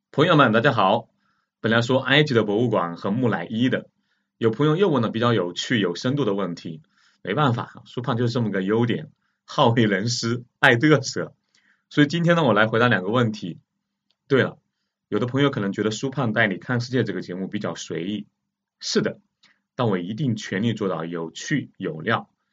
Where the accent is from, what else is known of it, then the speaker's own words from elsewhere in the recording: China; 我们中国人